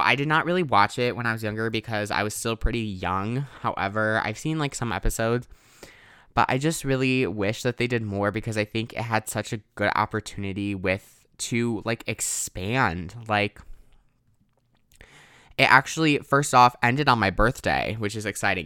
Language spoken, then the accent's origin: English; Wisconsin, United States; I'm from Wisconsin